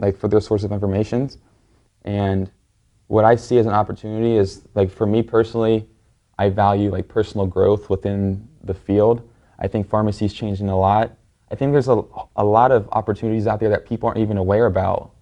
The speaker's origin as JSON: {"language": "English", "town": "Cincinnati", "region": "Ohio", "country": "United States", "tie": "born or raised there", "moved": "as an adult", "lives_now": "Miami, United States", "said": "I um, currently live in Miami, but I was, I was born and raised in Cincinnati, Ohio"}